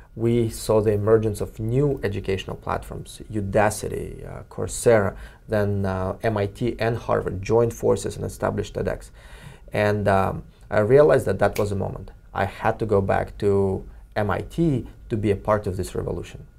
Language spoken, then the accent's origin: English; Kyrgyzstan; now in Cambridge, United States; Kyrgyzstan, my home country